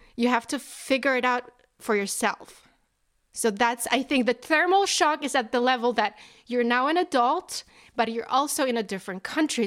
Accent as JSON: {"language": "English", "country": "Poland", "tie": "born or raised there", "moved": "as an adult", "lives_now": "New Jersey, United States", "said": "I am originally from Poland. And now I live in New Jersey."}